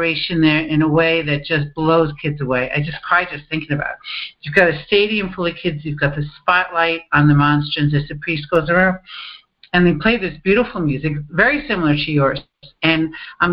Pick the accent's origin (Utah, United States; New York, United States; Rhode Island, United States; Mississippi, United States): New York, United States; Northport; I grew up in Northport